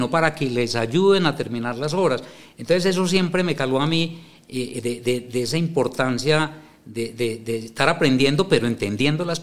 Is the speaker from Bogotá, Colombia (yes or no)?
no; Medellín, Antioquia, Colombia; yo soy de Medellín.